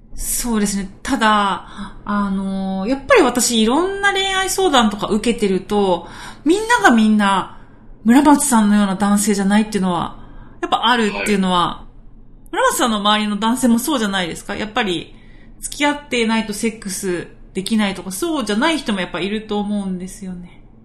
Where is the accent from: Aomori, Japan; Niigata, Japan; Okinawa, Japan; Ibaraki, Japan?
Okinawa, Japan; accent: Okinawan dialect; ちょっと沖縄の方言出ちゃいましたけど